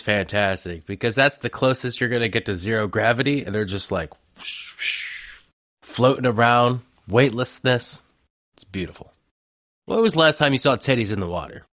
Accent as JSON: {"language": "English", "region": "Ohio", "country": "United States", "said": "I'm from Ohio. I used to call it pop."}